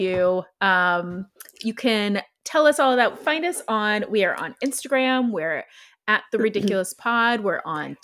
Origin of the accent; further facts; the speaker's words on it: Ohio, United States; I'm from Ohio